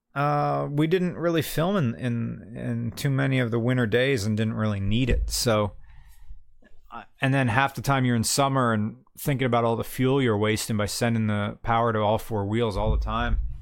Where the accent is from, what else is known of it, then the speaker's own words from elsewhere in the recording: West Virginia, United States; I'm from West Virginia